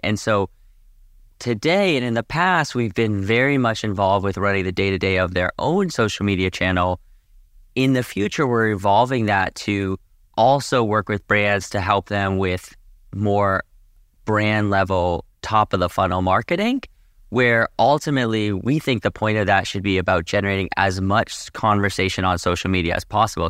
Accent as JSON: {"language": "English", "town": "Boston", "region": "Massachusetts", "country": "United States", "tie": "born or raised there", "also_born_or_lived": "Boulder, Colorado", "moved": "as an adult", "lives_now": "Southern California, United States", "said": "I grew up in Boston, and I come from a big skiing family."}